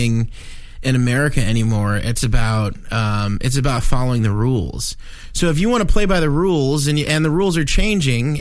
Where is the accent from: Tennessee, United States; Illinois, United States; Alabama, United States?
Tennessee, United States; moved away; growing up in Tennessee